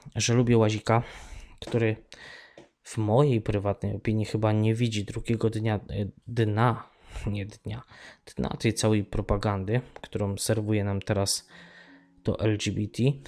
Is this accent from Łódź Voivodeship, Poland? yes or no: no; Tarnów, Lesser Poland, Poland; now in Ireland; Ja wychowałem się w Tarnowie, w dzielnicy Mościce